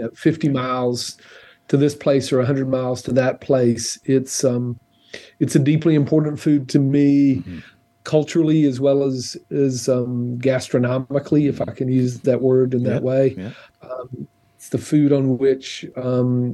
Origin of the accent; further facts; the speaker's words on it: Clinton, Georgia, United States; moved away; Clinton, Georgia, which is a very small town. Like when I was growing up, maybe 100 person town.